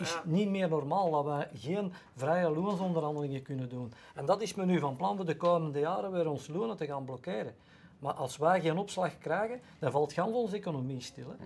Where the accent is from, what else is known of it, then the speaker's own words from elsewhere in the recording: Mechelen, Flanders, Belgium; Ik ben zelf van Mechelen, of in de buurt van Mechelen.